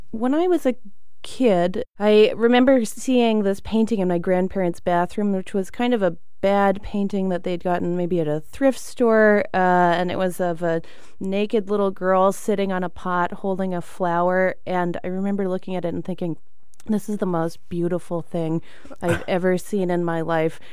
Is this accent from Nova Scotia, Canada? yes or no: no; Victoria, British Columbia, Canada; also born or lived in Montreal; now in Chicago, United States; I'm from Victoria, British Columbia, on Vancouver Island.